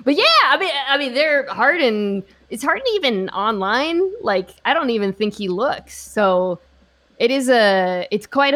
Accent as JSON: {"language": "English", "town": "Seattle", "region": "Washington", "country": "United States", "tie": "born or raised there", "said": "I am from Seattle"}